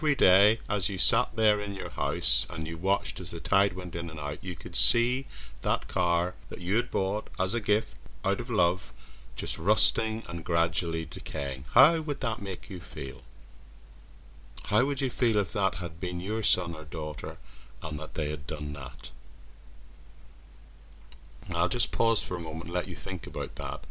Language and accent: English; near Strangford Lough, Northern Ireland, United Kingdom; I grew up in Northern Ireland near an area called Strangford Loch